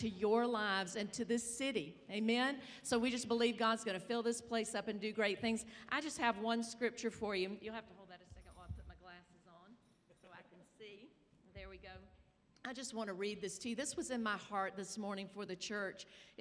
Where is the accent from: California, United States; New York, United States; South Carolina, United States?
South Carolina, United States; I'm from South Carolina